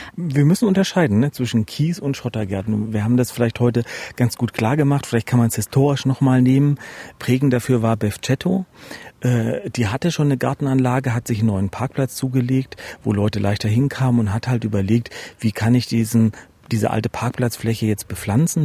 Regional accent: Erfurt, Thuringia, Germany; als Erfurter

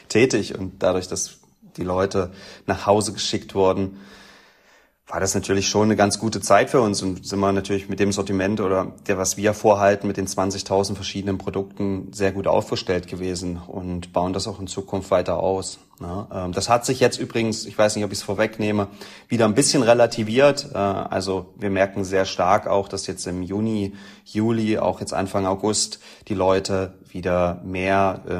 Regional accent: Halle, Saxony-Anhalt, Germany; Na, ich sage natürlich Halle, ne, als Hallenser.

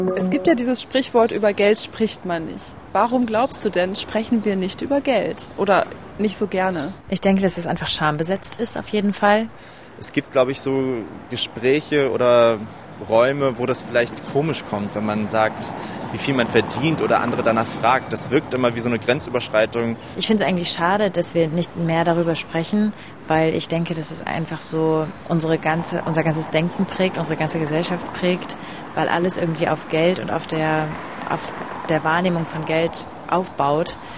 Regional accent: Germany; bei uns in Deutschland

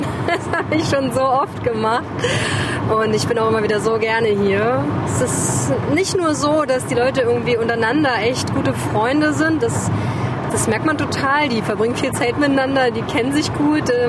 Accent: near Bad Klosterlausnitz, Thuringia, Germany; wir sind ja beide hier aufgewachsen in der Nähe. Bei mir ist es zum Beispiel die regionale Verbundenheit einfach. Ich wollte hier nie weg. Ich habe hier in der Nähe, also ich habe in Gera studiert. Ich habe hier Arbeit gefunden.

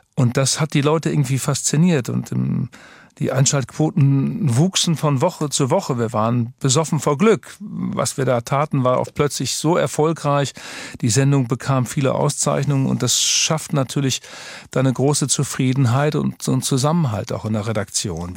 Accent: Twistringen, Lower Saxony, Germany; now in Hamburg, Germany; Fußball und Katholizismus sind so eng verbunden in Twistring, meinem Heimatort

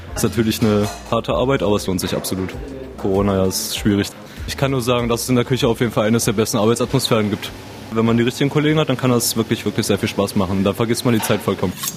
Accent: Parchim, Mecklenburg-Vorpommern, Germany; ich komme aus Parchim, Mecklenburg-Vorpommern

